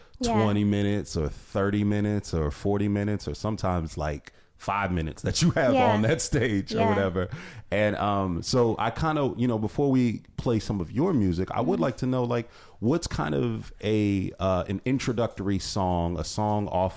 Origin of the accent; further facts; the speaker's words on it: Ohio, United States; I'm from Ohio, too